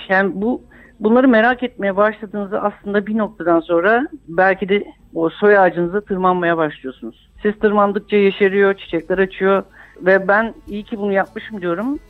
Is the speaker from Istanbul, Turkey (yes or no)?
yes; Istanbul, Turkey; İstanbul'a geldikten sonra da işte oturduğumuz mahallede Ermeni ve Rum komşularımız vardı. Onlarla büyüdük